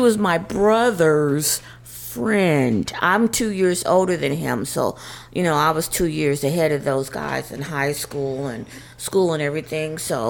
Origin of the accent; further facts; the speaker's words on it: Indianapolis, Indiana, United States; we're from Indianapolis. My husband is from Indianapolis by way of St. Louis, Missouri. He gonna tell you that right off. He was born in St. Louis, so we gotta give St. Louis its props. But I lived in Indianapolis, Indiana